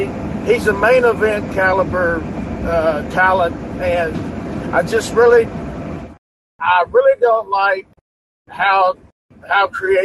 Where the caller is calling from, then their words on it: Louisville, Kentucky, United States; I'm actually Louisville, Kentucky.